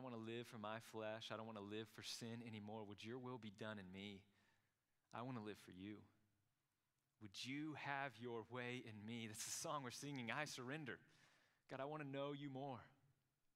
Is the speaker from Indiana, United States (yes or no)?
no; Krum, Texas, United States; I'm from Crum